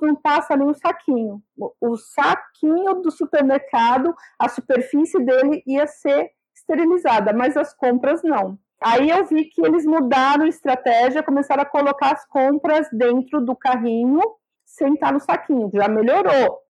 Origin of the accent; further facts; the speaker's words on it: Sergipe, Brazil; eu sou de Sergipe